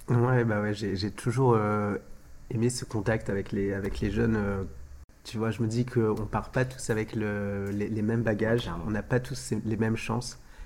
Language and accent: French; France; en tant qu'Européens, en tant que Français, on, on a nos, nos, nos, mœurs et nos coutumes